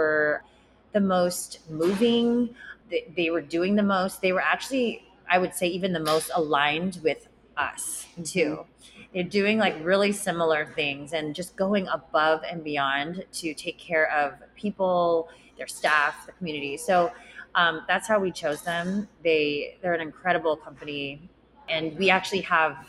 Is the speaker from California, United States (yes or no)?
yes; San Diego, California, United States; I grew up in Rancho Bernardo